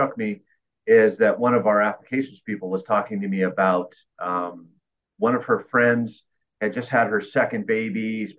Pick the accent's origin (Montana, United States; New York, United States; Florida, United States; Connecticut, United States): Florida, United States; Clearwater; I grew up in Clearwater right up the street, so it's home to me